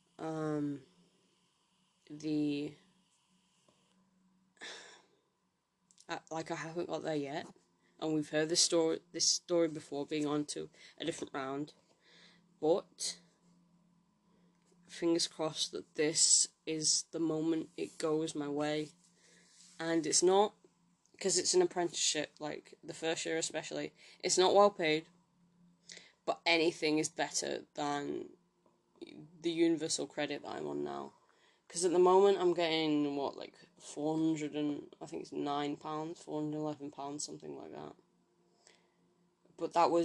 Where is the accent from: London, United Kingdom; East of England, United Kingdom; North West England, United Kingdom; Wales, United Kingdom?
North West England, United Kingdom; Manchester; I'm from Manchester.